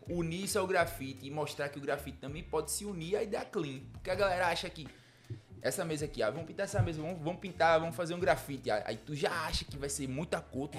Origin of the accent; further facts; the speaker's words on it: Jaboatão dos Guararapes, Pernambuco, Brazil; also born or lived in Ceará; lá no meu bairro eu sou de Marcos Freire